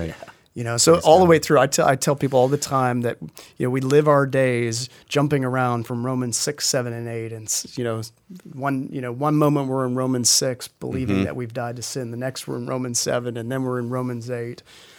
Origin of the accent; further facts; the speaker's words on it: the South, United States; accent: Southern; get rid of my Southern accent. I gotta, I gotta get rid of it.